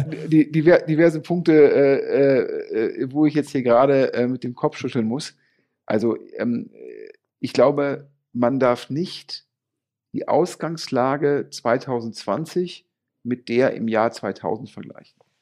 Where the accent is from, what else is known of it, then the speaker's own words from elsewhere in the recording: Düsseldorf, North Rhine-Westphalia, Germany; als Düsseldorfer